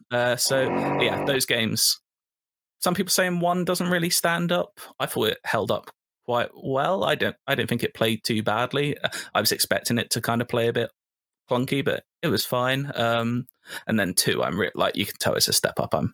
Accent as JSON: {"language": "English", "country": "United Kingdom", "said": "I'm a a British"}